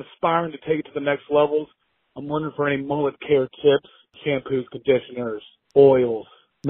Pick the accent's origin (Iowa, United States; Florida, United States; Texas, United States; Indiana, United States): Texas, United States; now in Newport News, United States; I'm from Newport News, Virginia, originally from Killing, Texas. I'm in a folk funk band. I'm 25 years old